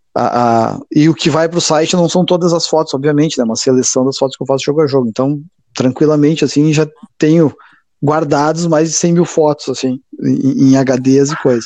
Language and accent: Portuguese; Passo Fundo, Rio Grande do Sul, Brazil; cresci em Passo Fundo